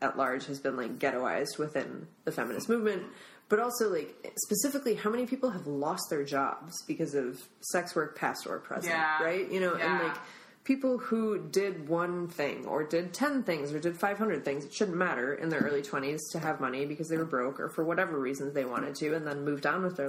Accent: Minnesota, United States; now in San Francisco, United States; my home state of Minnesota

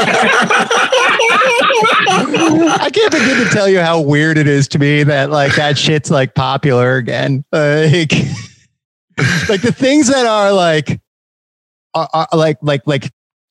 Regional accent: Philadelphia, Pennsylvania, United States; I'm from Philly

